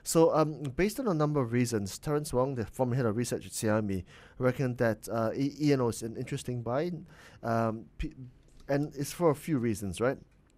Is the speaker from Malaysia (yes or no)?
yes; Penang, Malaysia; because Melissa, you and I come from Penang, mm-hmm.